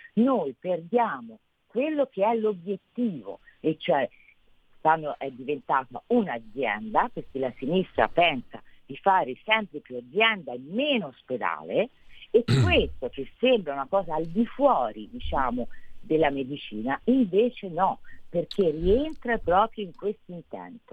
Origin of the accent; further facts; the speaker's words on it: Tuscany, Italy; sono toscana